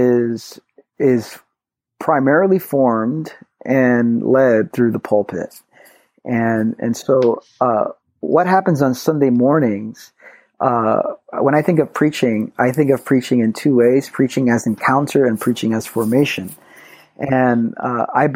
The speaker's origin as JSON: {"language": "English", "town": "New York City", "region": "New York", "country": "United States", "tie": "born or raised there", "said": "I grew up in Brooklyn. So born and raised in New York City, about 20 minutes from New Life"}